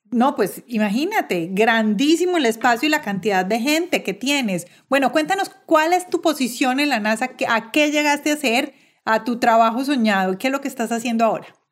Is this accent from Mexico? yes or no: no; Colombia; moved away as an adult; yo como colombiana viviendo en el exterior